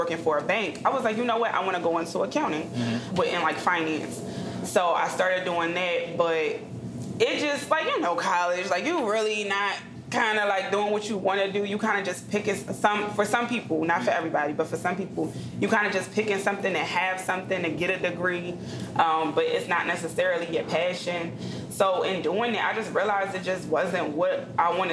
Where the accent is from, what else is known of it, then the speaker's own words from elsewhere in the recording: Eddystone, Pennsylvania, United States; also born or lived in Prospect Park, Pennsylvania / Chester, Pennsylvania; I actually grew up at Eddystone.